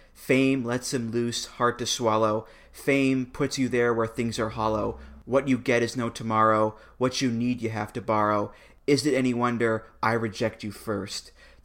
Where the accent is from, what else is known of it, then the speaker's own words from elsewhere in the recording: London, United Kingdom; I'm from London, England